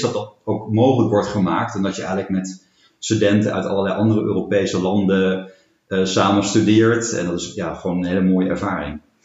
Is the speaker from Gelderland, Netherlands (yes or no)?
yes; Arnhem, Gelderland, Netherlands; moved away as an adult; also born or lived in Berlin; ik ben 40 jaar, woon in Arnhem. sinds een jaar weer kom ik oorspronkelijk uit Arnhem. Daarvoor tien jaar in Berlijn gewoond